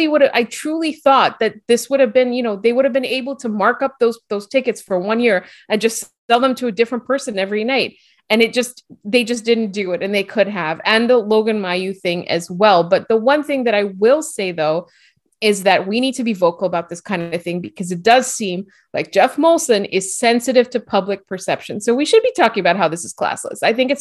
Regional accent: Lebanon; And I, as a Lebanese person, like a one, and I grew up in the Middle East, I can 100% vouch for their shawarma.

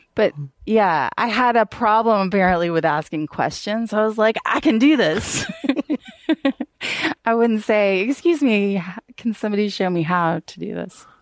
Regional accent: Atlanta, Georgia, United States; I'm from Atlanta, but I, um, my family is pretty, pretty Southern.

